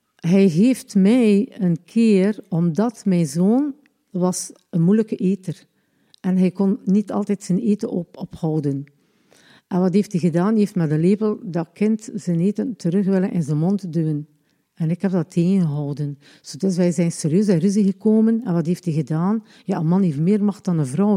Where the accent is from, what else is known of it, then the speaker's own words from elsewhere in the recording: Ostend, Flanders, Belgium; also born or lived in Lombardsijde; ik ben geboren in Oostende op 3-7-1961